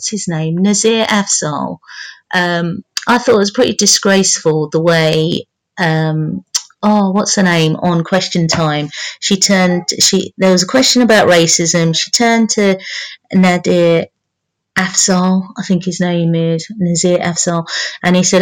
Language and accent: English; London, United Kingdom; I'm from London